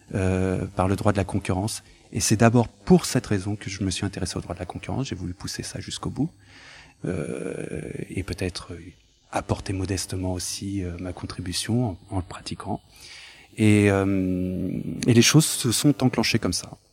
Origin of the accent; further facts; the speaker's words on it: France; Je suis né en France, euh, j'ai été à, l'école publique française, euh, républicaine